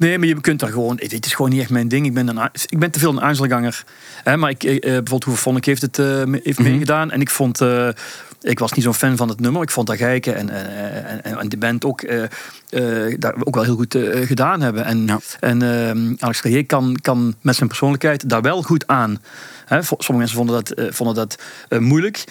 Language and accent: Dutch; Belgium; also born or lived in Sittard, Netherlands; ik woon sinds mijn vierde in, eh, in België eigenlijk. Mhm. Dus ik heb Nederlandse roots. Ik ben in Sittard geboren, maar ik ik woon heel mijn leven wel hier in België